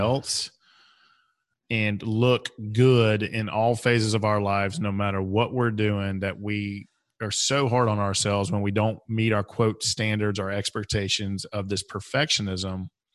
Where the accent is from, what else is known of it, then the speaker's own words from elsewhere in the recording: Atlanta, Georgia, United States; I am from Atlanta.